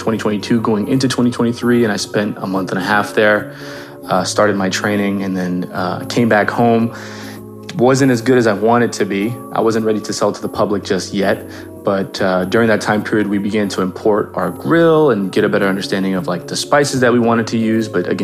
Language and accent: English; Los Angeles, California, United States; I was born in Woodland Hills, California, raised also within the same city between the, you know, Valley and Los Angeles. My father is fully Jordanian and my mother is fully Palestinian, so I'm half-half.